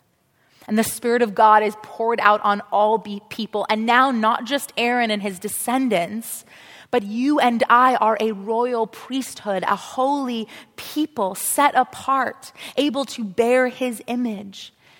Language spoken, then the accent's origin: English; South Africa; I went to Jewish school growing up. I grew up in South Africa, and it was still apartheid in those days